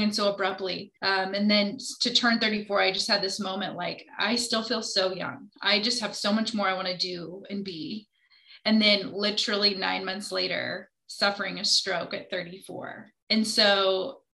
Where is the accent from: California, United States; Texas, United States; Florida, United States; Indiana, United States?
Indiana, United States; Indianapolis; I am from Indianapolis